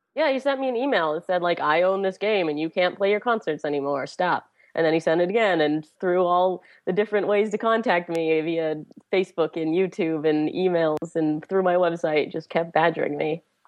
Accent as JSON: {"language": "English", "town": "Pittsburgh", "region": "Pennsylvania", "country": "United States", "tie": "born or raised there", "said": "it's my hometown"}